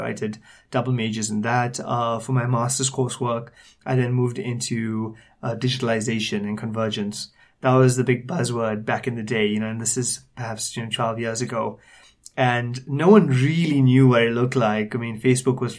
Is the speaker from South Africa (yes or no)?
yes; Durban, KwaZulu-Natal, South Africa; moved away as an adult; now in Johannesburg, South Africa; born and raised in Durban. I lived there for most of my life. But I moved to Johannesburg in December 2010